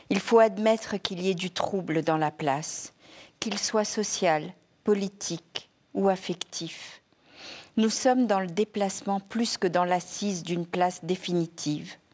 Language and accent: French; Madagascar; Oui, à Madagascar. Euh, dans une famille indo-musulmane chiite. Euh, j'ai grandi vraiment dans un milieu où des langues, des cultures, euh, les religions cohabitaient, coexistaient.